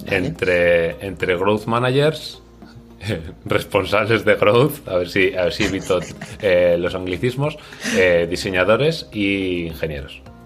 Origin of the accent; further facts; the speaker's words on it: Navarre, Spain; now in Valencia, Spain; soy navarro, como Santana, pero vivo en Valencia